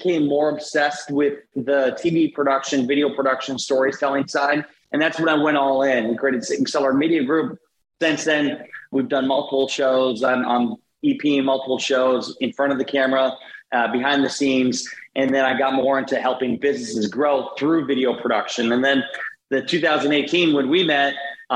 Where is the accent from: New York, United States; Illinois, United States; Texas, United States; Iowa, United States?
Iowa, United States; Garnavillo; Born and raised in Northeast Iowa, small town, Garnavillo